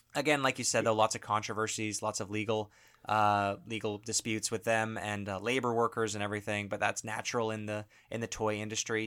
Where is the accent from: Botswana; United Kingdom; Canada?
Canada